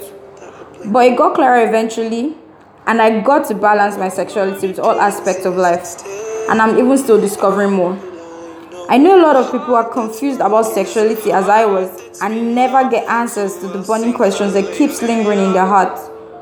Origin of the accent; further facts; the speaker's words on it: Nigeria; As a Nigerian girl, I grew up